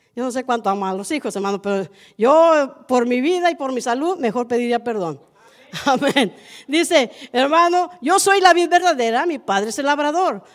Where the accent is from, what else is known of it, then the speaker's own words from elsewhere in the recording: Allende, Nuevo León, Mexico; now in Matehuala, Mexico; Yo soy de Allende, Nuevo León, 40 minutos de Monterrey